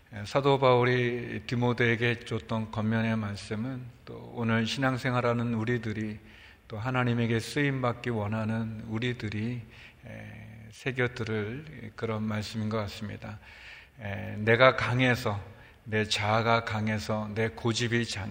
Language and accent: Korean; Seoul, South Korea; 서울에서 자랐어요. 뭐 물론 이제 사대문 밖이었지만 사대문 조금 밖에.